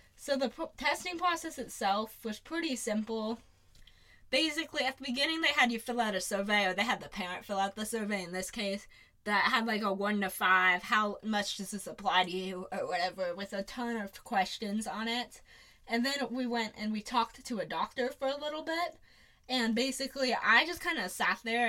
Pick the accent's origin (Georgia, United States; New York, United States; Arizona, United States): Arizona, United States; Phoenix; also born or lived in Ann Arbor, Michigan; I was born in Ann Arbor, Michigan, and we moved to Phoenix when I was less than a year old